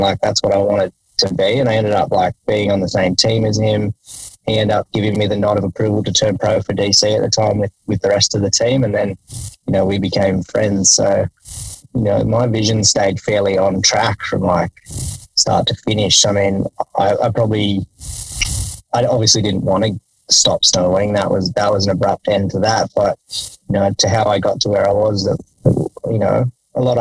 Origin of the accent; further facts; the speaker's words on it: Jindabyne, New South Wales, Australia; I grew up in Jindabyne